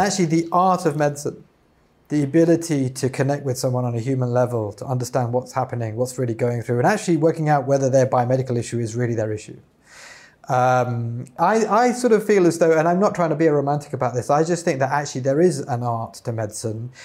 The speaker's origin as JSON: {"language": "English", "country": "United Kingdom", "said": "as we say in the U K"}